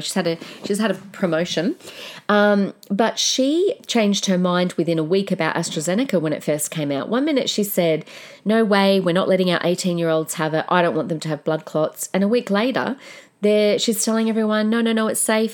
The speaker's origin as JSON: {"language": "English", "country": "Australia", "said": "an Australian citizen"}